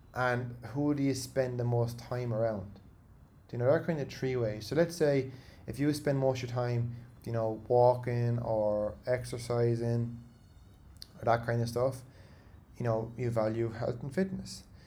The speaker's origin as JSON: {"language": "English", "country": "Ireland", "said": "as Irish people"}